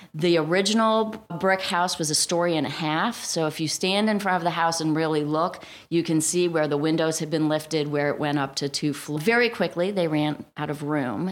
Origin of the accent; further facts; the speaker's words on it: Cleveland, Ohio, United States; also born or lived in Alabama / Florida / Baltimore / Cincinnati; now in New Jersey, United States; I grew up in Cleveland, Ohio